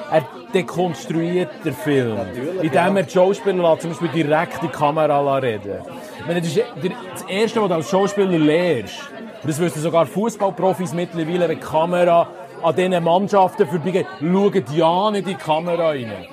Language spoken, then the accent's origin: German; Switzerland; Hey, schau, ich bin Schweizer und wir stehen dazu und darum schreibe ich jetzt Schweizerdeutsch.